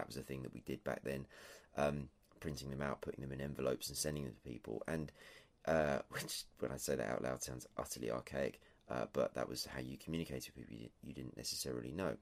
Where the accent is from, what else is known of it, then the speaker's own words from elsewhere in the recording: England, United Kingdom; I'm English, if that isn't clear, and tea, of course, is an overriding factor of everyday life here.